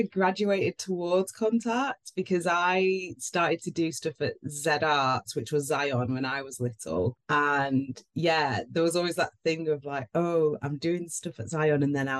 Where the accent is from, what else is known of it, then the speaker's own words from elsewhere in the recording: Manchester, North West England, United Kingdom; Yeah, I'm cool. Proper Manc.